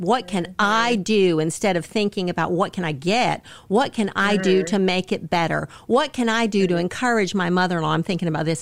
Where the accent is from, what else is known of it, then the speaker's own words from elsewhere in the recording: the Carolinas, United States; I grew up in the Carolinas and in a Southern Baptist family